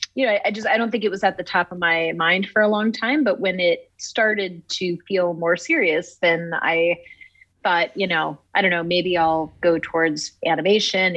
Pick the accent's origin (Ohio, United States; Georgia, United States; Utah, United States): Ohio, United States; Oxford; moved away as an adult; also born or lived in California; i'm from oxford it's a really small town southwestern ohio